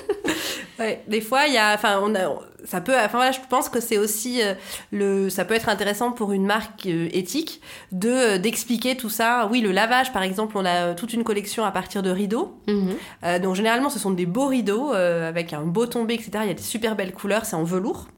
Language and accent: French; France; chez nous en France